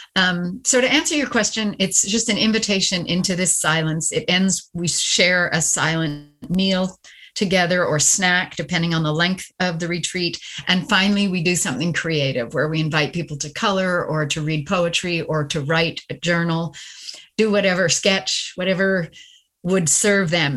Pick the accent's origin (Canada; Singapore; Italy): Canada; moved away; my husband retired and I'm Canadian. So we repatriated back to Canada